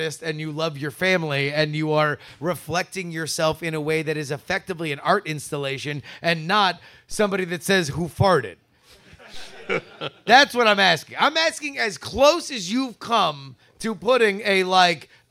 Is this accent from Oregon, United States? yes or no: no; South Florida, United States; moved away; I grew up in South Florida